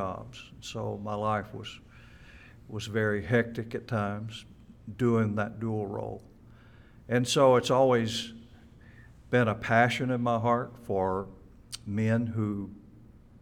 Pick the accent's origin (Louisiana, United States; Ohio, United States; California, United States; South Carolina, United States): Louisiana, United States; Natchitoches; moved away as an adult; now in Mississippi, United States; I was born in Natchitoches, Louisiana. Spent my childhood in that state.